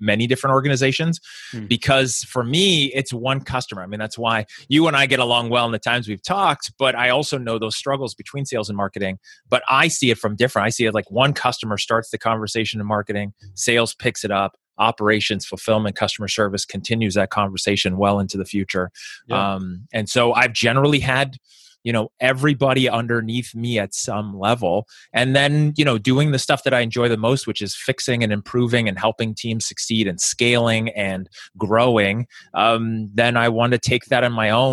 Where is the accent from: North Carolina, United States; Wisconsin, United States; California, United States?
California, United States; Bay Area; So I grew up in the Bay Area in California